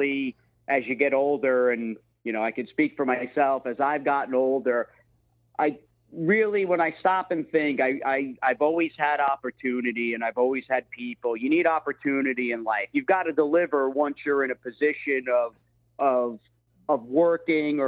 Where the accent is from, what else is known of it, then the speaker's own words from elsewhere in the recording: Floral Park, New York, United States; I'm from Long Island, New York, grew up in Floral Park, New York